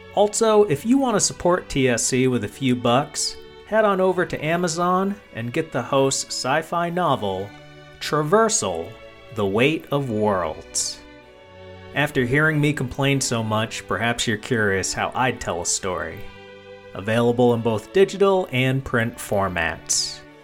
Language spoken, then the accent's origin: English; United States; I am an American